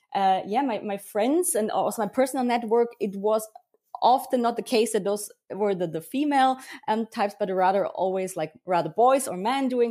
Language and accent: English; Germany; I was born and raised here in Germany. So I grew up with both cultures, but I have to say that I feel quite um, connected to Bavaria.